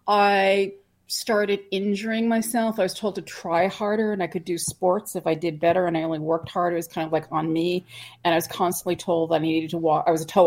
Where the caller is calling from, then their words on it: West Hartford, Connecticut, United States; I'm coming from West Hartford, Connecticut, right outside of Hartford.